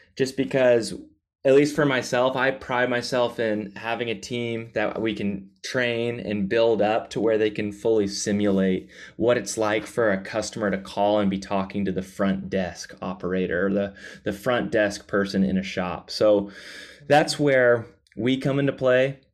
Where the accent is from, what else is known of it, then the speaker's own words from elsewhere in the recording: the Bible Belt, the South, United States; I was raised in the Bible Belt, the South.